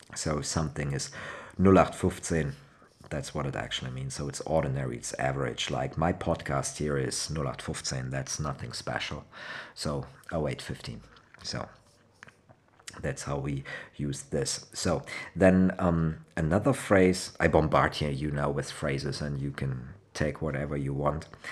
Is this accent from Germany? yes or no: yes; Cologne, North Rhine-Westphalia, Germany; English is a second language; I'm from Cologne. Cologne is Rhine Frankish area.